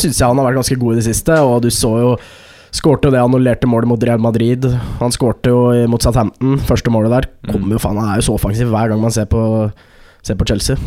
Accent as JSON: {"language": "Norwegian", "town": "Skarnes", "region": "Innlandet", "country": "Norway", "moved": "yes", "said": "jeg var jo hjemme på Skarnes. Dette er mm. snakk om en liten bygd eh, med 2000 innbyggere."}